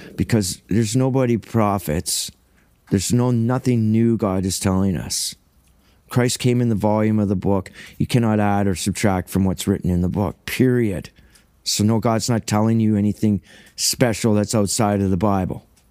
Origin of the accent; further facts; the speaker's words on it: Cambridge, Ontario, Canada; first language English; also born or lived in Paisley, Ontario; now in Saugeen Shores, Canada; I'm white trash from Ontario, Cambridge, Ontario, Canada